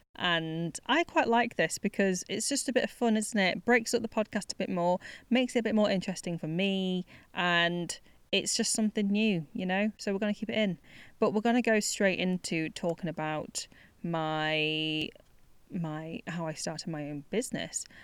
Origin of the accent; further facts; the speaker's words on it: United Kingdom; life as a British born Chinese person